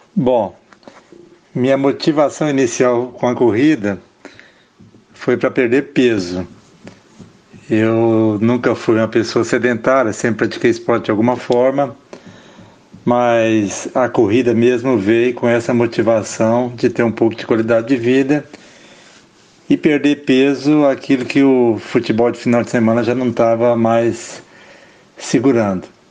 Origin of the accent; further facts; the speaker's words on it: Uberlândia, Minas Gerais, Brazil; eu sou de Uberlândia